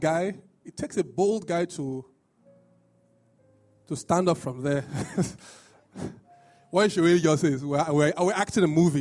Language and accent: English; Nigeria; being Nigerian